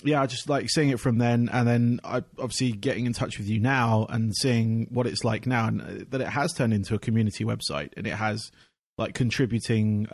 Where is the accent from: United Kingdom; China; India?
United Kingdom; now in Tampa, United States; it starts in my home country anyway, at the Electric Ballroom in Camden in London